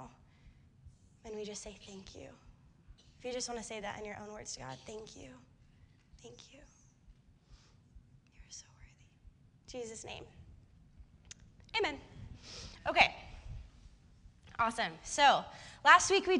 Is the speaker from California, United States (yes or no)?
yes; Bay Area, right outside of San Francisco, California, United States; moved away as an adult; now in Santa Cruz, United States; I grew up in the Bay Area in right outside of San Francisco